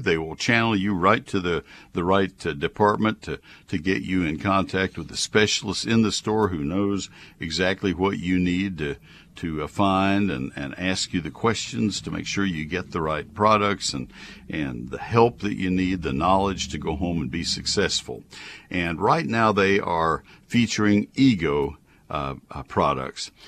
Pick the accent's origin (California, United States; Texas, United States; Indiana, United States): Texas, United States; College Station; also born or lived in Ohio; growing up in College Station, Texas, which is even farther south, and uh, the the son of parents from Nebraska